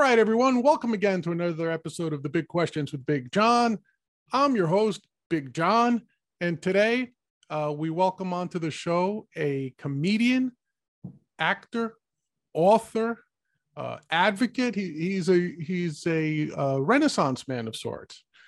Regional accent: New York, United States; being a New Yorker

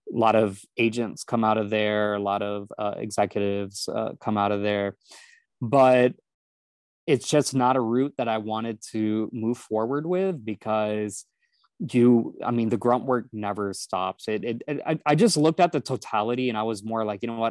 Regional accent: Houston, Texas, United States; I grew up in Houston

